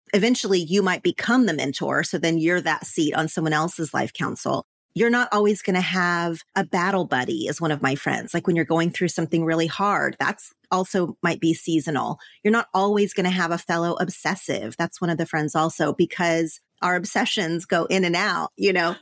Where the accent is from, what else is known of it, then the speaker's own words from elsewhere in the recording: Oklahoma, United States; moved away as an adult; now in Los Angeles, United States; growing up in Oklahoma, but living in L A, my Oklahoma friends